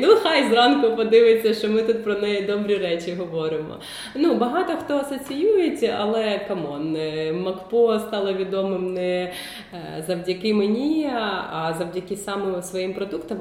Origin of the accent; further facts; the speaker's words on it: Kyiv, Ukraine; Я ж кажу, Київ